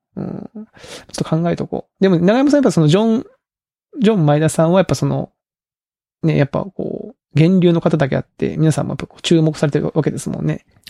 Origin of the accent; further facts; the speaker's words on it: Kagoshima, Japan; 僕も鹿児島出身なんで